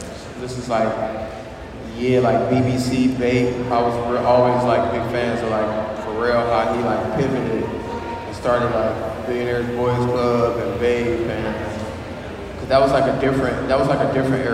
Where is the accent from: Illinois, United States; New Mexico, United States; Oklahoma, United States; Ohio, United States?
Ohio, United States; Toledo; Born and raised Toledo, Ohio, but South End to be specific, Belmont, South Side.